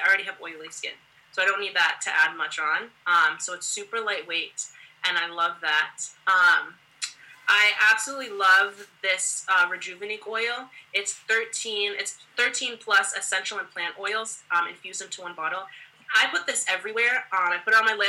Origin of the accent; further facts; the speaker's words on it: United States; I am Haitian American, first generation in the States, and, you know, my mom and my dad, they grew up in Haiti